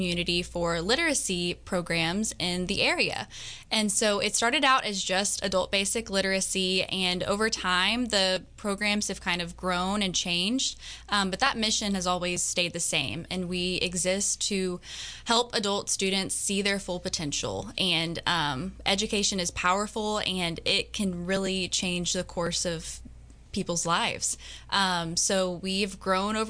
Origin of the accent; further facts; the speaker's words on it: Tyler, Texas, United States; born and raised in Tyler. I've been here my whole life